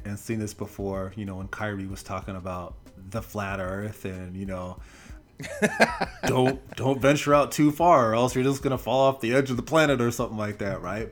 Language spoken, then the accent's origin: English; Portland, Oregon, United States; I am born and raised in Portland, Oregon